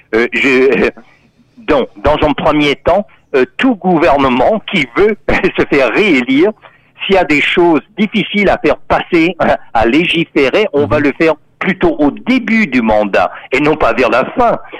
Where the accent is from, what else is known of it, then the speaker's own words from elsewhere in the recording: Texas, United States; now in Canada; on disait dans mon enfance euh, au Texas, euh, aux États-Unis